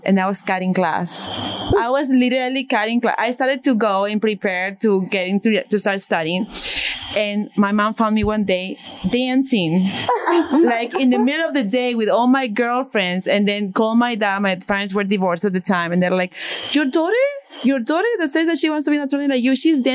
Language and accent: English; Peru; moved away as an adult; also born or lived in New York City; now in New Jersey, United States; I come from Peru, a very conservative country